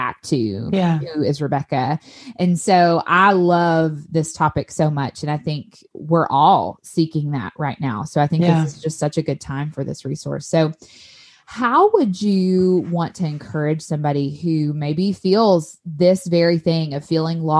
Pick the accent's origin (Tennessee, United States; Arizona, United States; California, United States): Tennessee, United States; moved away as an adult; also born or lived in South Mississippi; now in Mississippi, United States; I moved from Tennessee, where I had lived and loved everything about it my entire life, to a super small town in South Mississippi